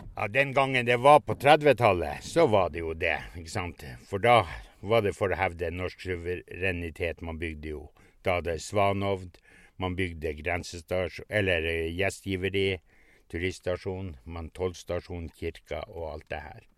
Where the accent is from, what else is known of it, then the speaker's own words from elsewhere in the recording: Pasvik, Finnmark, Norway; Hjemplassen min er en mil lengre nord. Det var den øverste gården som ble brent. Og den hadde far min kjøpt i 42